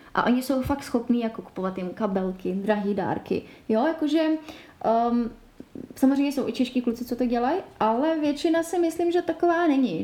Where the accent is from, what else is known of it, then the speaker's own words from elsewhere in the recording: Czechia; u nás v Čechách